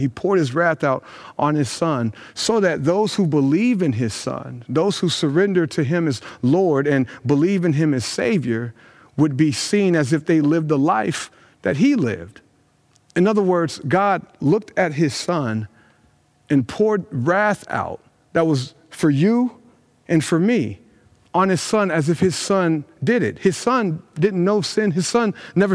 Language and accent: English; Brownsburg, Indiana, United States; my hometown of Brownsburg, Indiana, where I've grown up